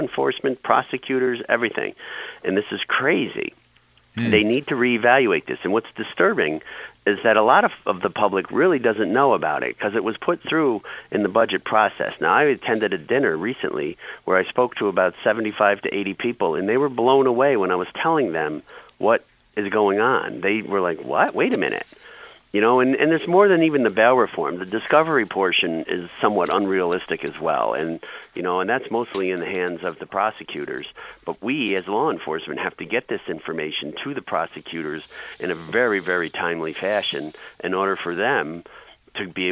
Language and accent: English; New York, United States; as a New Yorker